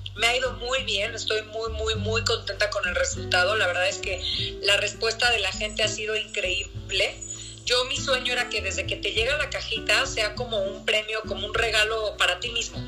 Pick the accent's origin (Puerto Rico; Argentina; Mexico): Mexico; yo también soy mexicano